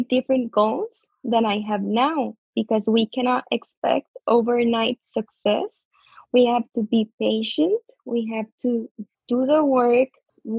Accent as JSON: {"language": "English", "country": "Costa Rica", "said": "I'm from Costa Rica"}